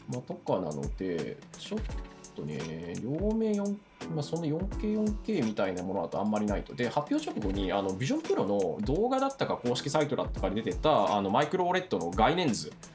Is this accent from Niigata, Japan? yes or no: yes; Tsubame, Niigata, Japan; 新潟県燕市出身なんですけど